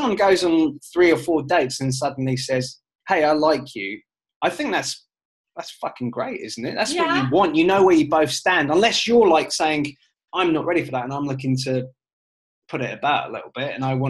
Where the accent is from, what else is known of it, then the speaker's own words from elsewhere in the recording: United Kingdom; moved away; as a British person